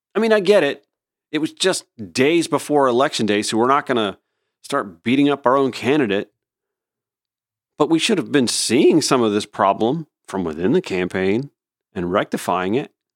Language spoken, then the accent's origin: English; Augusta, Georgia, United States; moved away; also born or lived in Columbia County, Georgia; back in my hometown, the Daily Newspaper, the Augusta Chronicle